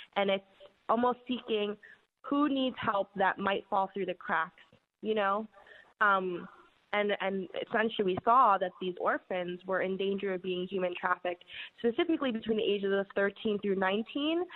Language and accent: English; New York City, New York, United States; I uh, was born and raised in New York City